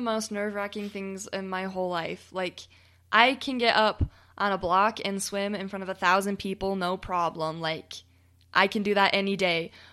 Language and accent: English; United States; accent: American; my funny American accent